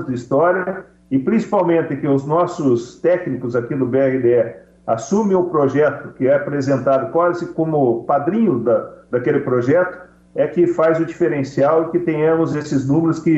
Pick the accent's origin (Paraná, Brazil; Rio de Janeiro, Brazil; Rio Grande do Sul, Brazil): Paraná, Brazil; Eu enalteço como paranaense, como brasileiro, o grande papel dessas cooperativas.